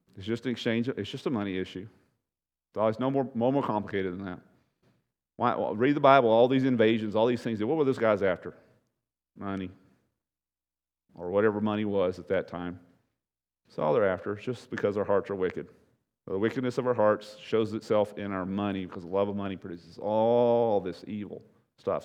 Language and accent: English; United States; American Christians